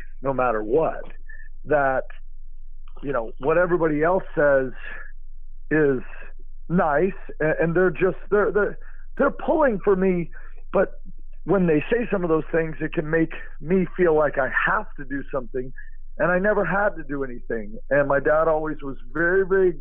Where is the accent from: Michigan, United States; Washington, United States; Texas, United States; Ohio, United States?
Texas, United States; Austin; Growing up in Austin, I was James Street's son.